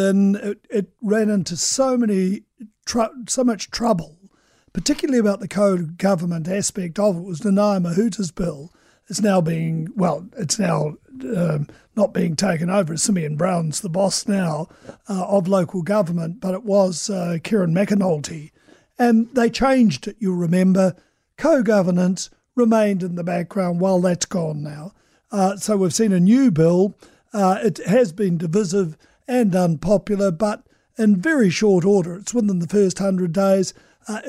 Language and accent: English; Gore, Southland, New Zealand; my hometown of Gore